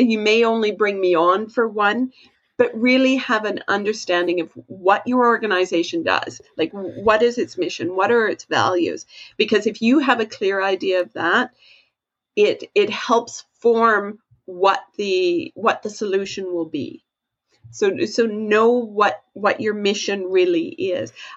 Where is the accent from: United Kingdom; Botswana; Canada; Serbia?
Canada; I'm Canadian